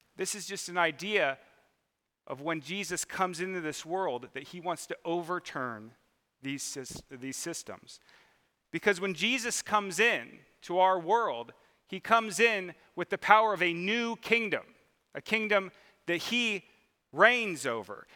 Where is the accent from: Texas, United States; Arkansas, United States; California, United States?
California, United States; Mission Viejo; I grew up in Mission Viejo, California, which is, there's already people laughing, uh, which is down in southern Orange County